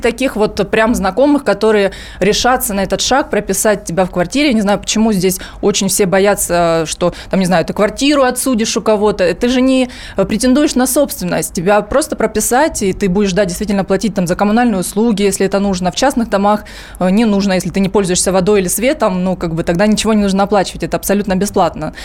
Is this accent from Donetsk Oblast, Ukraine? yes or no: yes; Donetsk, Donetsk Oblast, Ukraine; moved away as an adult; now in Moscow, Russia; я из Донецка